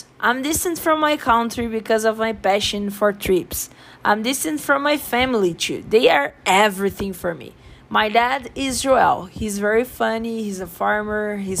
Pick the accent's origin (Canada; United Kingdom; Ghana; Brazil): Brazil; English is a second language; moved away as an adult; now in India; I'm from Brazil. I'm very happy here in India. I'm a businesswoman. I'm 25 years old. I'm tall, black, intelligent, and very curious.